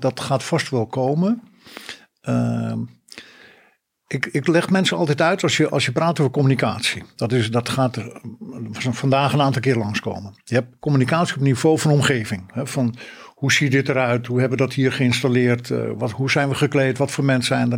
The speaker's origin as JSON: {"language": "Dutch", "region": "North Holland", "country": "Netherlands", "tie": "born or raised there", "also_born_or_lived": "Friesland (parents)", "said": "Mijn ouders zijn Fries en dat heeft een enorme belangrijke pad in mijn leven wel gemaakt. niet altijd in positieve zin. Ik ben wel in Noord-Holland geboren"}